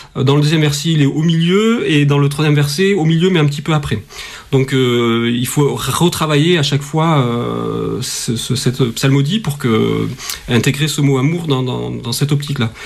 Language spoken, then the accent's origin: French; Toulouse, Occitania, France; also born or lived in Paris; je suis toulousain, j'ai travaillé au conservatoire de Toulouse avant d'aller à Paris